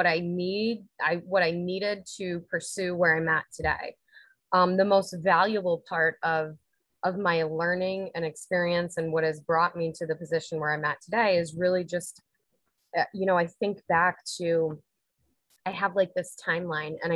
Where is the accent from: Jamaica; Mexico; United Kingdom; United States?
United States; Unadilla, New York; moved away as an adult; now in Delanson, United States; I'm born and raised in Unadilla, New York